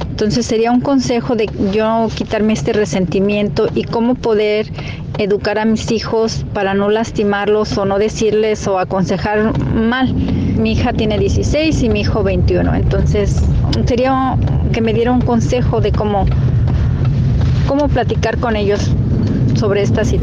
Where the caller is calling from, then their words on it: Albuquerque, New Mexico, United States; yo los escucho desde Albuquerque, Nuevo México.